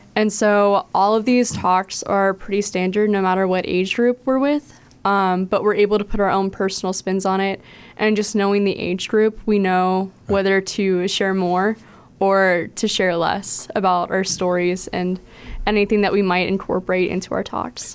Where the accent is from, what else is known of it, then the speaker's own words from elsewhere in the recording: Baton Rouge, Louisiana, United States; also born or lived in Steubenville, Ohio; now in Cleveland, United States; I am originally from Baton Rouge, Louisiana